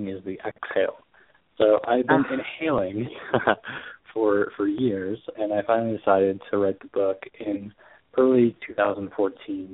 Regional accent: Chicago, Illinois, United States; I'm from Chicago. I live in Chicago now

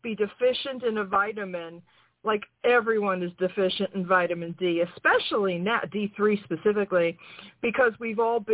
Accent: New York, United States; moved away as an adult; also born or lived in Florida; now in North Carolina, United States; I'm from New York

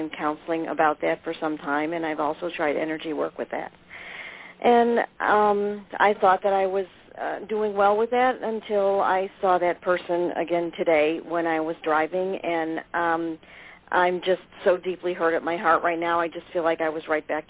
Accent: Rainbow Lake, New York, United States; I'm from Rainbow Lake, New York.

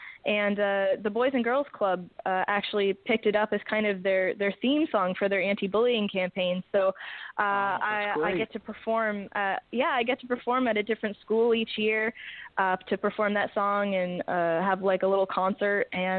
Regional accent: Toronto, Ontario, Canada; Yeah, you could go into anywhere and be like, yeah, I'm from Toronto.

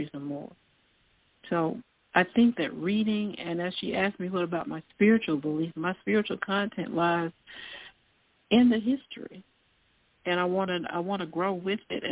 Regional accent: the South, United States; accent: southern; my southern accent

